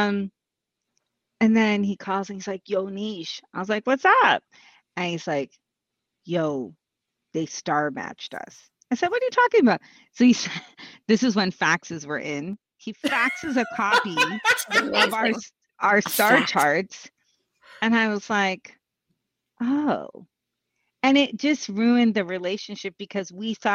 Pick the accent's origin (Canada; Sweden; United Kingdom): Canada; Quebec; I lived in Quebec.